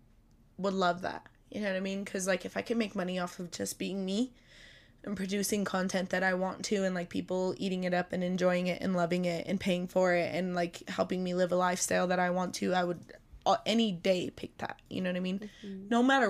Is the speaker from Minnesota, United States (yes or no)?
yes; Minnesota, United States; Minnesota. I'm from Minnesota.